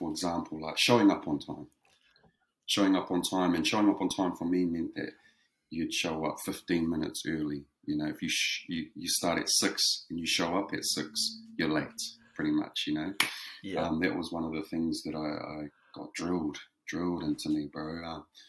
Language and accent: English; Whakakī, Hawke's Bay, New Zealand; moved away as an adult; also born or lived in Gisborne (Tairāwhiti); now in Wellington, New Zealand; Grew up back home in Whakakī. So Whakakī is where I'm from. Grew up there for the majority of my life